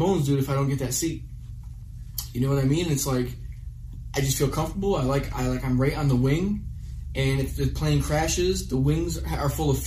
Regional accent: Michigan, United States; I came from Midwestern Americana fucking farm culture

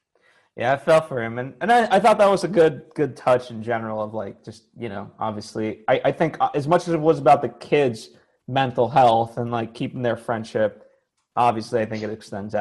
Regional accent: Connecticut, United States; born or raised there

